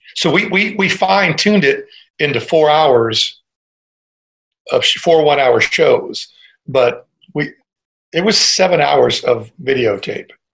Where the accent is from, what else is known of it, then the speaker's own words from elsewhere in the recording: Cleveland, Ohio, United States; I was born in Cleveland, Ohio. And so I was a real rock and roll kid